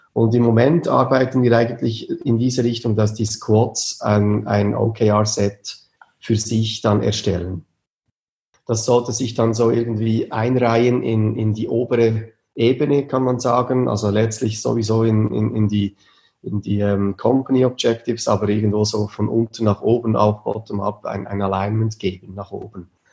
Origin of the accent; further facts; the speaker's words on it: near Bern, Switzerland; Wir kommen aus der Nähe von Bern